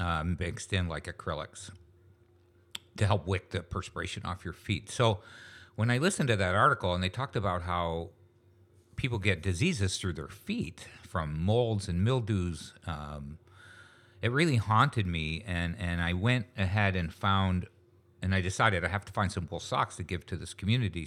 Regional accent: Niagara Falls, New York, United States; moved away as an adult; also born or lived in Lewiston, New York / Fonthill, Ontario; now in St. Catharines, Canada; I grew up in Niagara Falls, New York.

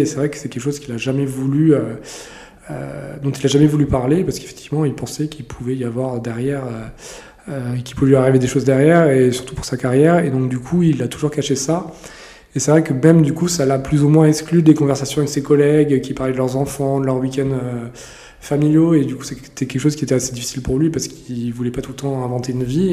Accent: Lorraine, Grand Est, France; moved away; also born or lived in Paris; je suis pas du tout parisien, je suis lorrain d'origine

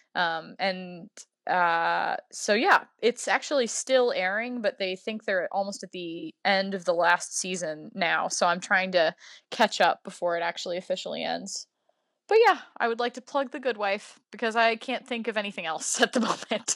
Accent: Louisiana, United States; my home state of Louisiana

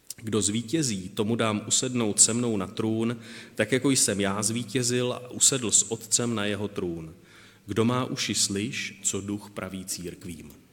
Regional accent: Moravia, Czechia; u nás na Moravě

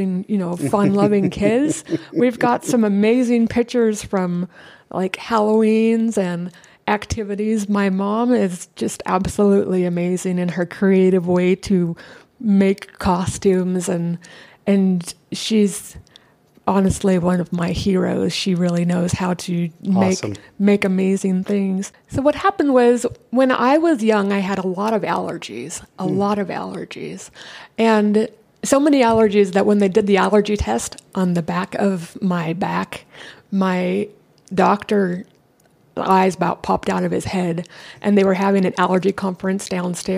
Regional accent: San Diego, California, United States; I was born and raised here in San Diego.

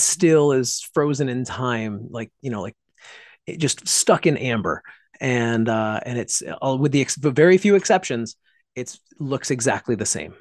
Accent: Pittsfield, Massachusetts, United States; my hometown of Pittsfield, Massachusetts

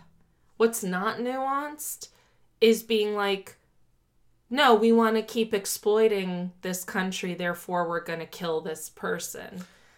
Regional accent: Miami, Florida, United States; When I was growing up in Miami, I was indoctrinated in capitalism.

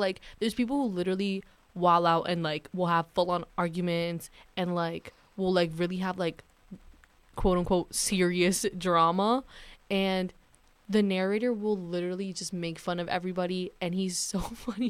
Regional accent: New York, United States; I'm from New York

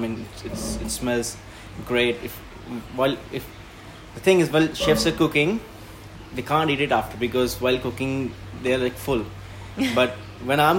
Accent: India; moved away as an adult; now in Australia; I'm from India, so I've been growing up eating Indian food

